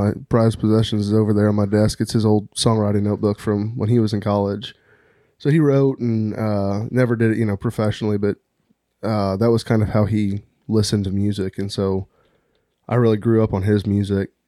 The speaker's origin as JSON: {"language": "English", "town": "Eureka", "region": "Missouri", "country": "United States", "tie": "born or raised there", "also_born_or_lived": "Town and Country, Missouri / St. Louis area", "said": "I grew up in Eureka, moved out to town and country when I was like fourteen, um, and then was in Saint Louis area till college."}